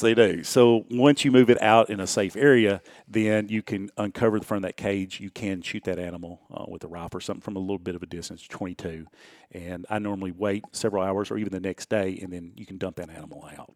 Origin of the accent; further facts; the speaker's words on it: Houston County, Tennessee, United States; I grew up in Houston County, not far from here